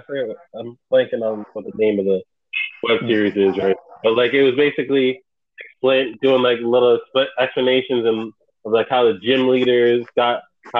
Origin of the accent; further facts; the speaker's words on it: United States; I'm American.